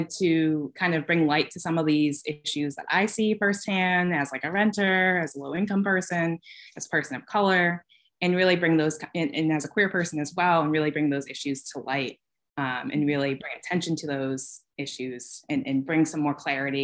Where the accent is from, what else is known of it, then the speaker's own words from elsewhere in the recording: Boston, Massachusetts, United States; now in Troy, United States; I live in Troy, New York. I'm from the Boston area.